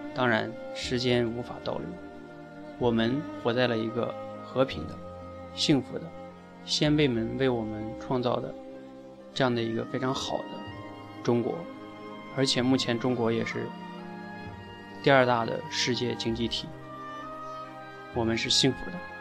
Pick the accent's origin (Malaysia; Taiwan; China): China; 我想，我们中国人再出去旅游啊，或者是去干什么，就不会被人歧视